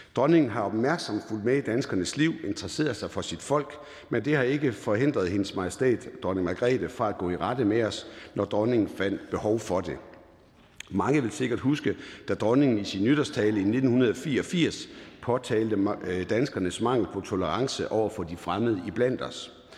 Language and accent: Danish; Jutland, Denmark; accent: Jutlandic; Der, hvor jeg kommer fra, er man forsigtig med at bruge store ord